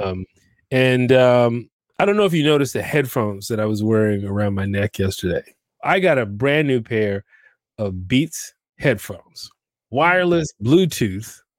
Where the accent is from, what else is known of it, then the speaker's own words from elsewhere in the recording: New York, United States; growing up in New York